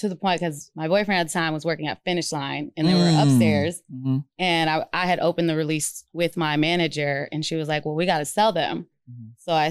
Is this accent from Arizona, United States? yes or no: yes; Phoenix, Arizona, United States; I'm from Phoenix, but I was working in Mesa.